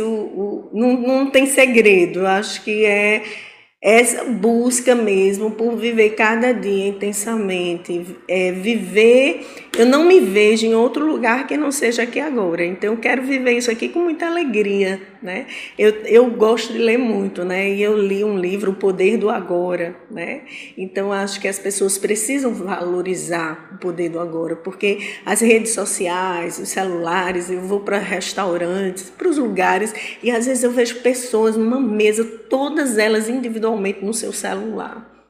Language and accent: Portuguese; São Paulo, Brazil; born there; Então, eu sou fim de rama, caçula, nasci né, em São Paulo, mas sou nove irmãos, né?